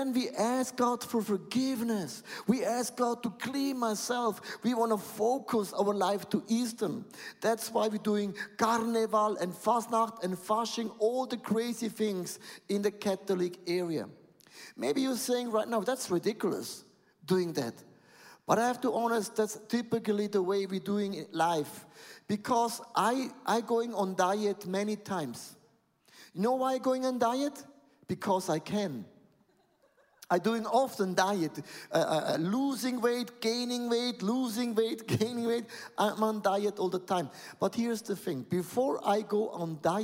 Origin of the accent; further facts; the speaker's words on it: Buchs, Switzerland; I'm coming from Buchs and Galm. It's close with a lot of cows living.